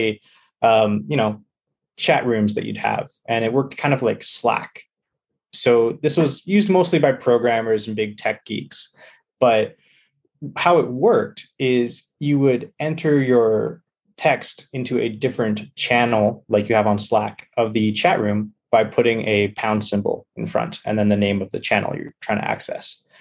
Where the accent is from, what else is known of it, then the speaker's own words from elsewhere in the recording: British Columbia, Canada; I'm from British Columbia